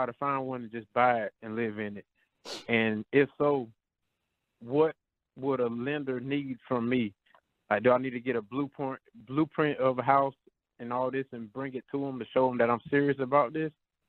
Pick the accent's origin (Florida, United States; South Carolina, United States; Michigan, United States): South Carolina, United States; Myrtle Beach; now in Greenville, United States; I'm from Myrtle Beach, South Carolina, but I live in Greenville, South Carolina